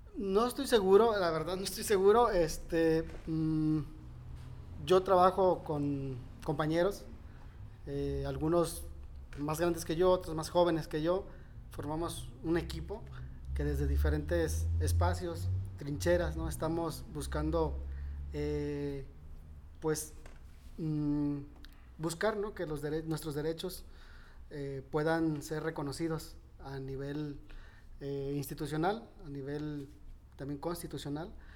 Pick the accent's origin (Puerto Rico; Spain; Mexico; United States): Mexico; Nayarit; siempre me he visto en Nayarit, siempre me he visto, mm, aquí me veo todavía, o sea, no, mm, se me hace difícil despegarme de, mi tierra